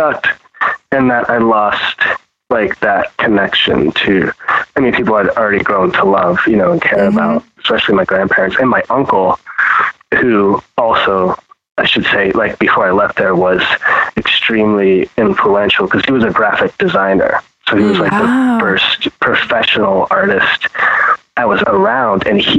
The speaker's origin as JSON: {"language": "English", "region": "Texas", "country": "United States", "tie": "born or raised there", "also_born_or_lived": "Pittsburgh", "said": "Yeah, I was born there, but I was raised in Texas. So my time and my memories, they were brief, but impactful. So I was born there, and I mean, we moved when I was five, going on six."}